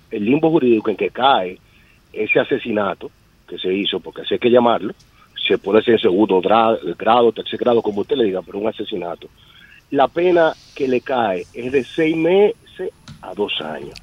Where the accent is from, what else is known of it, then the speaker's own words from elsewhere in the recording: Dominican Republic; nosotros como dominicanos